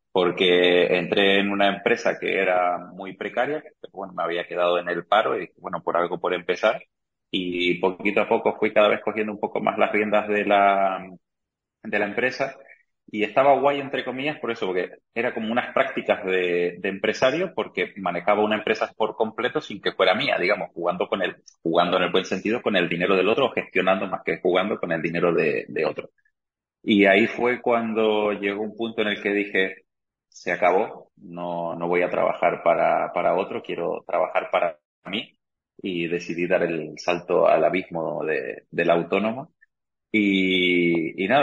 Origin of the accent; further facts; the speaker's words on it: Argentina; now in Canary Islands, Spain; soy argentino de origen, que este año cumplí 19 años viviendo aquí en, Canarias